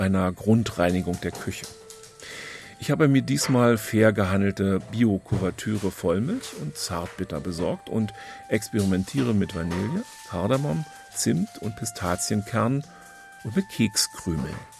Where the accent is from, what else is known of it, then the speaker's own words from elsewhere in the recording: Berlin, Germany; Würde mir als Berliner ja ganz gut gefallen